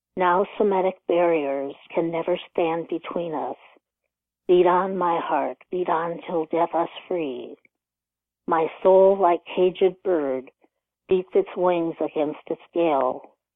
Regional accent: Rockford, Illinois, United States; also born or lived in Texas; I grew up in Rockford, Illinois, about 90 miles from Chicago.

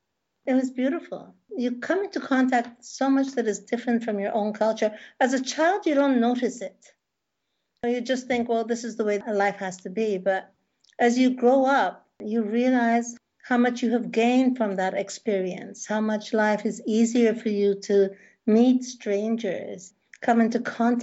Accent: Tehran, Tehran Province, Iran; also born or lived in England / United States; I was born in Iran, in Tehran. We lived there for 4 years. Then we went to England for 3 years. Then we came back to Iran for 2 years. Then we went to the United States for 2 years. Then we came back to Iran.

